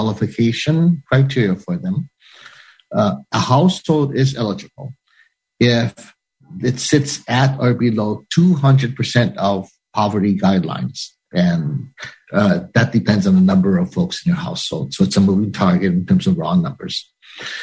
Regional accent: Hawaii, United States; now in Washington, D.C., United States; aloha from Hawaii, my home state, so far away from Washington, D.C.

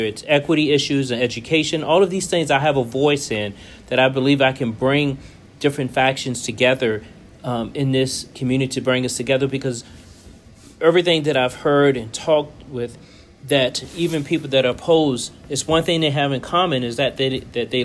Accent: Richmond, Virginia, United States; also born or lived in Charlottesville, Virginia; I grew up in Richmond, Virginia, big family, five brothers and sisters.

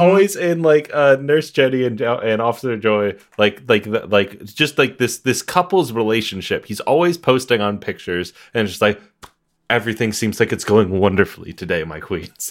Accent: Iowa, United States; I'm from Iowa.

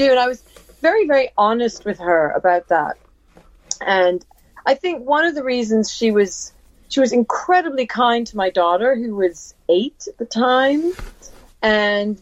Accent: Canada; moved away; also born or lived in England / Missoula, Montana; I came from England, or I'm originally from Canada, and I'm not from the West

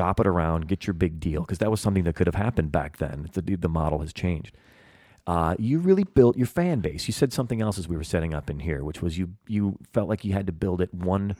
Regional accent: Chicago, Illinois, United States; moved away as an adult; now in Los Angeles, United States; I was from Chicago

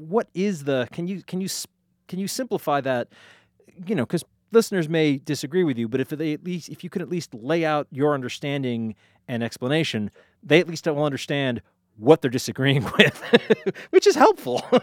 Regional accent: Easthampton, Massachusetts, United States; the great city of East Hampton, my hometown

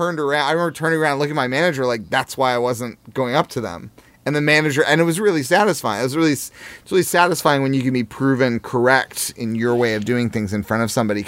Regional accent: Jefferson City, Missouri, United States; moved away; I grew up in Jefferson City

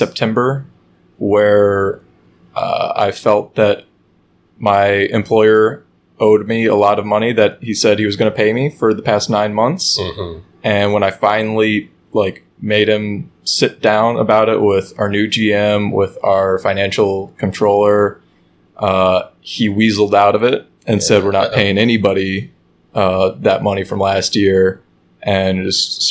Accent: Chicago, Illinois, United States; moved away as an adult; I grew up in the Chicago area

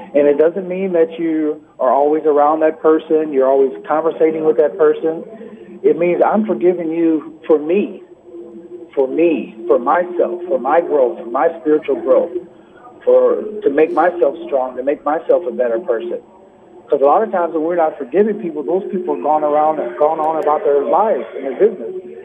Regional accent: Peoria, Illinois, United States; moved away; my hometown of Peoria, Illinois

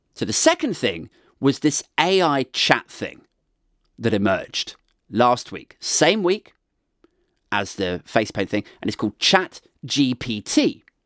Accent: United Kingdom; we're British.

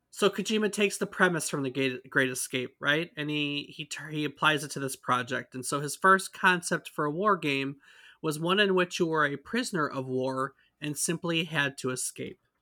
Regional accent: United States; We are from the States

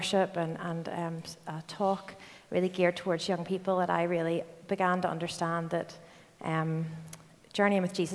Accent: Belfast, Northern Ireland, United Kingdom; moved away as an adult; also born or lived in Glasgow; I'm from Belfast, and grew up here

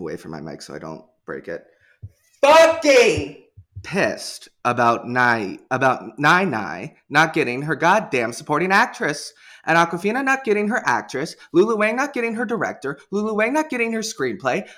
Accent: Portland, United States; I'm from Portland

